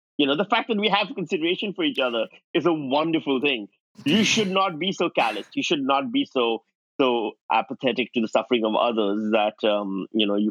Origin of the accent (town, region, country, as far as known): Pakistan; born or raised there; moved away as an adult